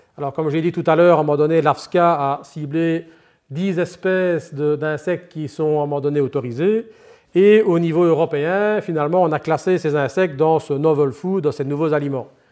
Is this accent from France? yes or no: no; Liège, Wallonia, Belgium; accent: Liège; mon accent laisse présager, ben, je suis effectivement liégeois d'origine